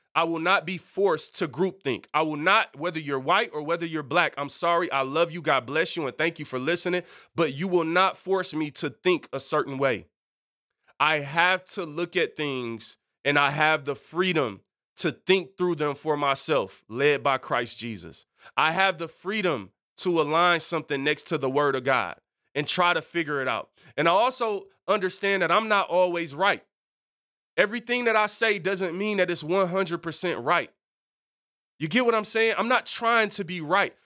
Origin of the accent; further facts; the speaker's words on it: Detroit, Michigan, United States; I'm culturally, I'm from Detroit.